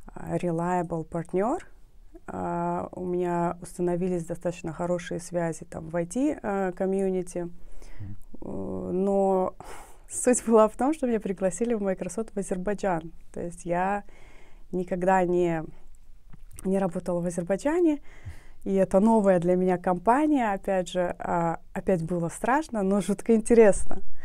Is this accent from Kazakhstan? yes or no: no; Nukus, Karakalpakstan, Uzbekistan; я родилась э, в Нукусе